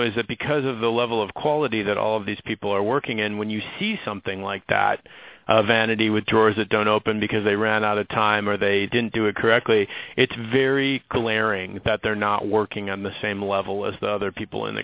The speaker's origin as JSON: {"language": "English", "town": "Minneapolis", "region": "Minnesota", "country": "United States", "tie": "born or raised there", "said": "I grew up in Minneapolis. I mean, that is Target town and where Target's based"}